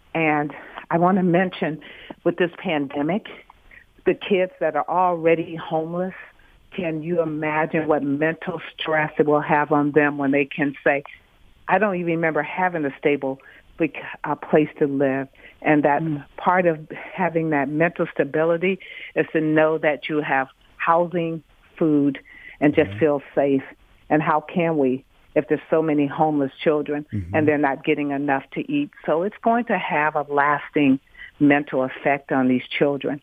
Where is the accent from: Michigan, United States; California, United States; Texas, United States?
Michigan, United States; Detroit; I grew up in Detroit and raised here.